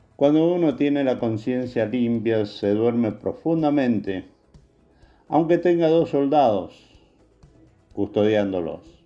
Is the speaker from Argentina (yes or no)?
yes; Argentina; como argentino